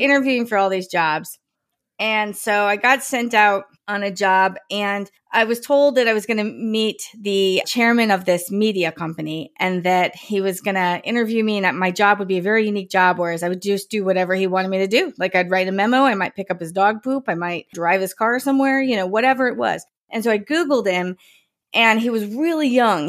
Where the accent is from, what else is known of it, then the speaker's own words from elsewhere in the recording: New Jersey, United States; I grew up in New Jersey